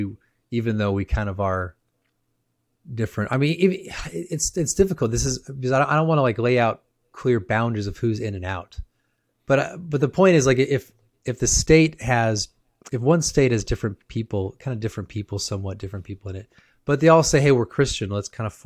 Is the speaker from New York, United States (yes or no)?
no; California, United States; I grew up in California